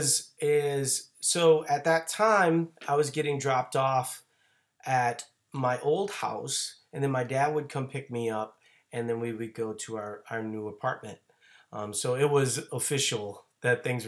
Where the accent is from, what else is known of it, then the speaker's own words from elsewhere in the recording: New Orleans, Louisiana, United States; moved away; I'm originally from New Orleans